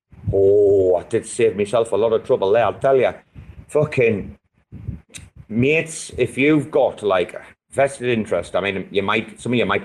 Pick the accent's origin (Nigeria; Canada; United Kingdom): United Kingdom; England; I'm from England